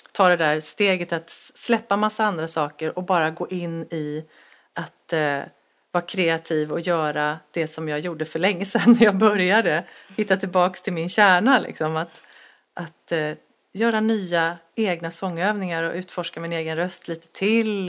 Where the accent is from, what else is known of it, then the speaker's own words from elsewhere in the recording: Ljungskile, Västra Götaland, Sweden; moved away; i Ljungskile, Lyckorna där, där jag växte upp